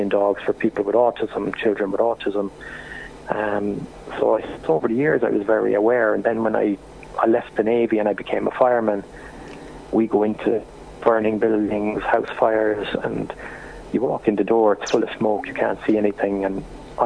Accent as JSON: {"language": "English", "town": "Cork", "region": "Munster", "country": "Ireland", "said": "I'm from Cork"}